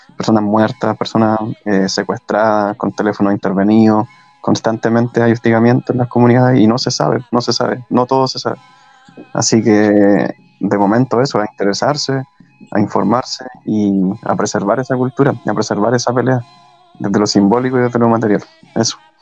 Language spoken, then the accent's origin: Spanish; Chile; Como chileno